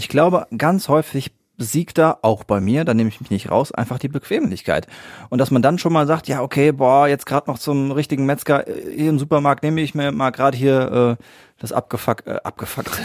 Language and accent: German; Siegen-Wittgenstein, North Rhine-Westphalia, Germany; hier bei uns in Siegen-Wittgenstein oder Umgebung